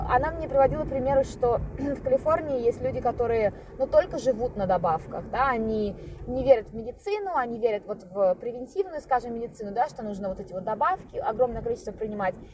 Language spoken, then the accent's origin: Russian; Khabarovsk, Khabarovsk Krai, Russia; moved away; я выросла в Хабаровске.